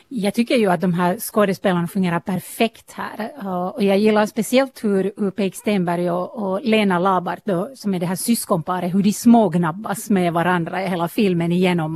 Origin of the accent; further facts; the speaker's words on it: eastern Uusimaa, Finland; jag själv är hemma från östra Nyland